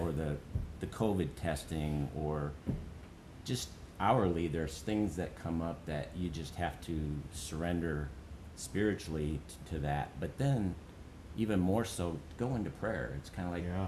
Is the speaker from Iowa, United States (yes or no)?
yes; Charles City, Iowa, United States; I grew up in Charles City, and uh, went to school at Northern Iowa.